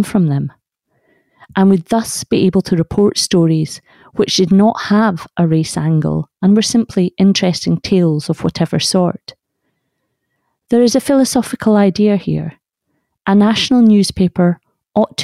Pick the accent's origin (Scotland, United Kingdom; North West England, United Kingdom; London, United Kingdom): Scotland, United Kingdom; Carnoustie; where I grew up in Carnoustie